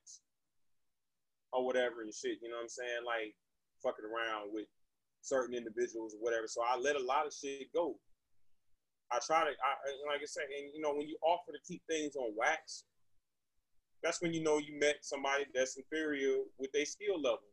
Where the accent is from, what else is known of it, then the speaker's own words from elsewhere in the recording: the South, United States; I'm from the South